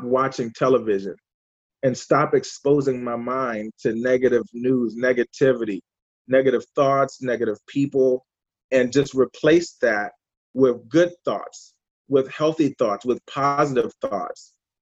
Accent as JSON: {"language": "English", "town": "Washington", "region": "District of Columbia", "country": "United States", "tie": "born or raised there", "said": "I'm from Washington, D.C. originally."}